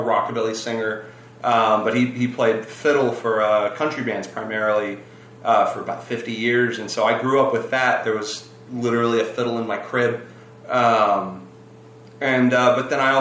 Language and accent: English; Nashville, Tennessee, United States; also born or lived in Boston; I was born in Baptist Hospital in Midtown Nashville, Tennessee, and I grew up right there by Belmont